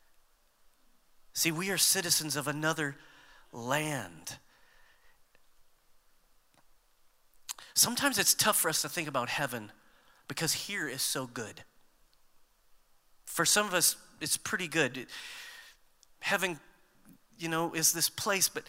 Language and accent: English; United States; We tend to think of ourselves as Americans